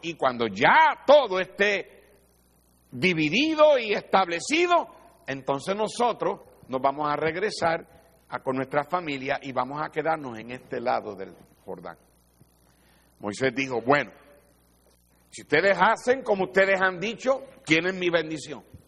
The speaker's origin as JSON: {"language": "Spanish", "country": "Puerto Rico", "said": "porque soy de Puerto Rico"}